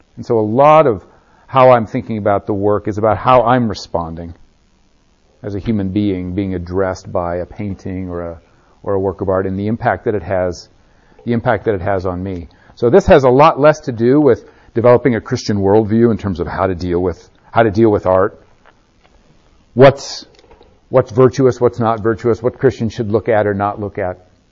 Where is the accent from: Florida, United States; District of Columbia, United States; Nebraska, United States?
Nebraska, United States; I grew up in Nebraska